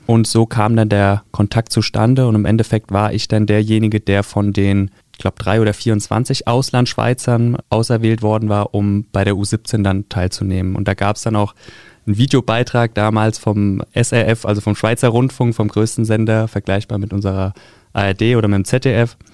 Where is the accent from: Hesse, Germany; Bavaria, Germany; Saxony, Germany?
Hesse, Germany; Taunus; moved away; also born or lived in Frankfurt-Höchst; Ich komme ursprünglich aus dem Taunus, also von der anderen Ebbisch-Seite, von der anderen Rheinseite. Und äh, das war der SV Heftrich, nahe bei Itstein